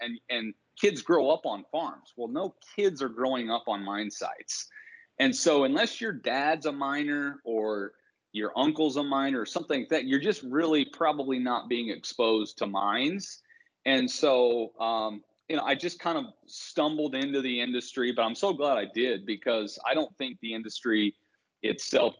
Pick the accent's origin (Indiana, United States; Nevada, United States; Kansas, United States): Indiana, United States; Bloomington; I grew up in Bloomington, Indiana.